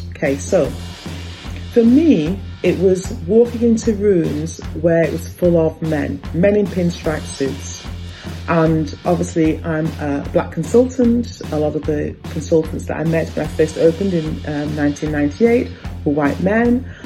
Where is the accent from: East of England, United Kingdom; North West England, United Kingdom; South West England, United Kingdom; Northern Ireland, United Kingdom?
North West England, United Kingdom; Blackburn; I grew up in Blackburn, Lancashire